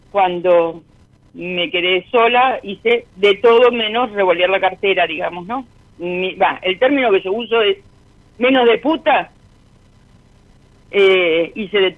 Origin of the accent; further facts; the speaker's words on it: Lanús, Buenos Aires Province, Argentina; also born or lived in Palermo; De Lanús.